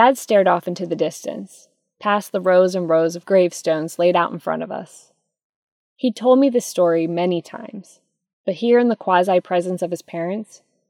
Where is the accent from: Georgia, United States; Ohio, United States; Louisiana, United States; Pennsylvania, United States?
Pennsylvania, United States; now in Austin, United States; I live in Austin, Texas now, but I grew up in Pennsylvania. Just like my grandparents, I'm used to towns that abruptly turn into farmland.